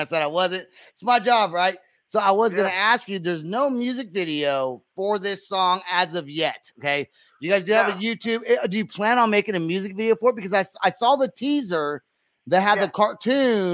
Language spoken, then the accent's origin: English; Puerto Rico; I'm Puerto Rican.